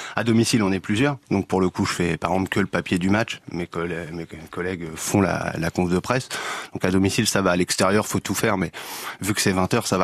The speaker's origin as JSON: {"language": "French", "town": "Le Havre", "region": "Normandy", "country": "France", "also_born_or_lived": "Marseille / Amiens", "moved": "as an adult", "lives_now": "Auxerre, France", "said": "je suis originaire du Havre en Normandie"}